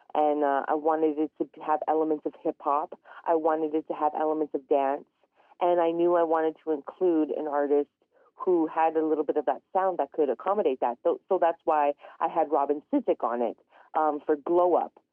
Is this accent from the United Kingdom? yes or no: no; Canada; I'm originally from Treaty 8 territory. Um, I grew up in a very tiny community known as a hamlet.